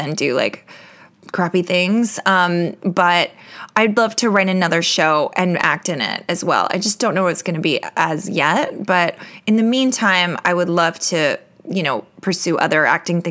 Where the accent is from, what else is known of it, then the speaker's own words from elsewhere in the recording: New York, United States; I'm a New Yorker